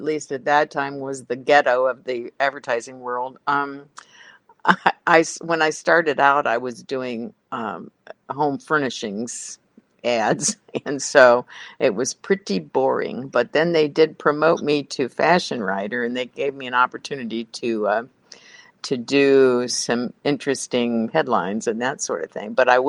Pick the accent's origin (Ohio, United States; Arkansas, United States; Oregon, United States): Ohio, United States; Cincinnati; I'm from Cincinnati, and Procter & Gamble is doing some amazing things right now.